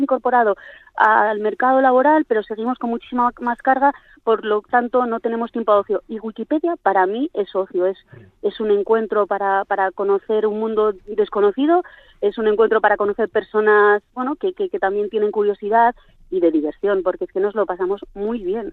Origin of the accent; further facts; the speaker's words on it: Ribera de Navarra, Navarre, Spain; now in Vitoria, Spain; la página de mi, de mi pueblo eh, a Sagra, en la Ribera de Navarra